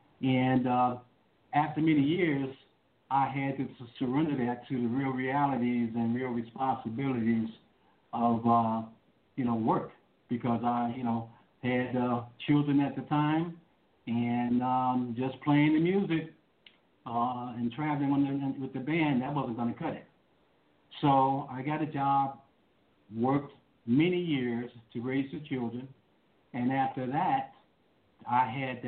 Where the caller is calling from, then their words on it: Chicago, Illinois, United States; I am calling from the great city of Chicago, Illinois, just south of Chicago, actually about 40 miles, but that's still considered Chicago.